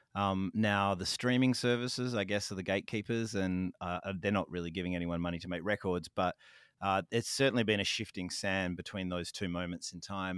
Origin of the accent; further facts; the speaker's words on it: Fremantle, Western Australia, Australia; my hometown